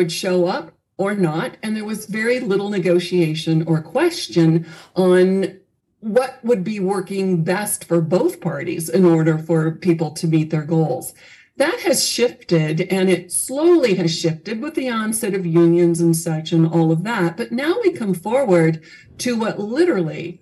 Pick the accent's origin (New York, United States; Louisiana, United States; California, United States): California, United States; Southern; I grew up in Southern California